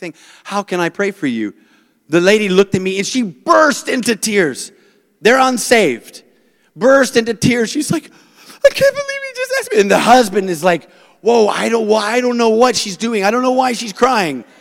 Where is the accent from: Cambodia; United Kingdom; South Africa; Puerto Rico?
South Africa; now in United States; I'm South African